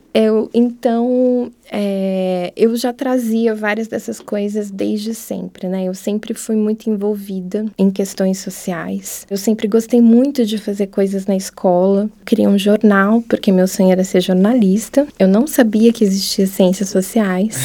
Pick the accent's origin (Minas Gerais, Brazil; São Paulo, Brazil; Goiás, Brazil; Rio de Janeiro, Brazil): São Paulo, Brazil; Piracicaba; Eu nasci, então, né, em Piracicaba